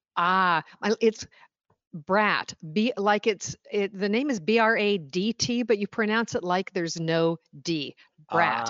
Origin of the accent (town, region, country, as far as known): Oshawa, Ontario, Canada; born or raised there; moved away as an adult; also born or lived in Stoney Creek, Ontario; now in Washington, D.C., United States